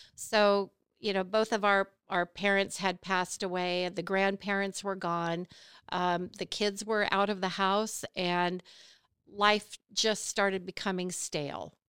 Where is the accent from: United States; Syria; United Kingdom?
United States; California; moved away as an adult; now in Pennsylvania, United States; Born and raised in California. I lived in the same town that I was born